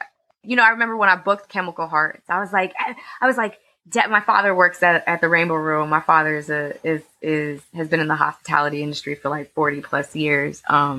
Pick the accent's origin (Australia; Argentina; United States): United States; New York City, New York; I was born and raised in Harlem. I went to school in elementary school and high school in Spanish Harlem. I'm like a proper Harlemite. I literally was born three blocks away from where I live currently.